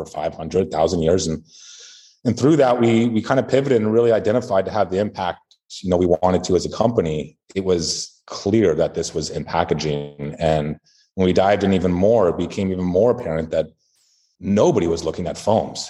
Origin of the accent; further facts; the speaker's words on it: California, United States; I grew up in California